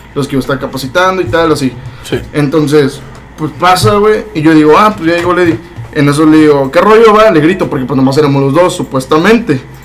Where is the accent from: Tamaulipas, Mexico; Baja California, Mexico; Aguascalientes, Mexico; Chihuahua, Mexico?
Tamaulipas, Mexico; Matamoros; also born or lived in Monterrey; yo soy de aquí de Matamoros, pero yo estaba como foráneo en Monterrey